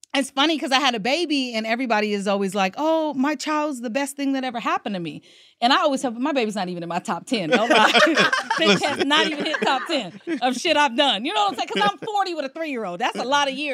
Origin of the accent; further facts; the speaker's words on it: Seattle, Washington, United States; I'm from Seattle, but I went to Cleveland High School